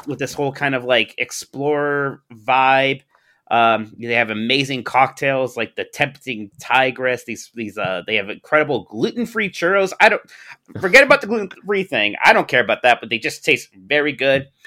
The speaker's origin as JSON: {"language": "English", "town": "Youngstown", "region": "Ohio", "country": "United States", "said": "I'm from Youngstown, Ohio"}